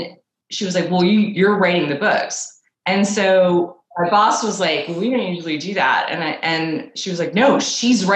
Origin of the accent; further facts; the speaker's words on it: New York City, New York, United States; I grew up in Manhattan